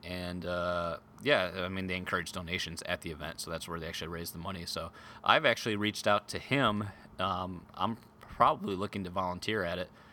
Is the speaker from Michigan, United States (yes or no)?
yes; Grand Rapids, Michigan, United States; my hometown here in Grand Rapids